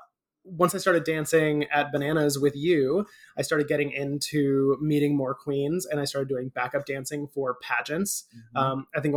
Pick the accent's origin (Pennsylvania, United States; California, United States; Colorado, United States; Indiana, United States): Colorado, United States; Aurora; moved away as an adult; now in Orlando, United States; Aurora, technically, but I always say Denver because people know where Denver is, and Aurora is just a suburb that's like 20 minutes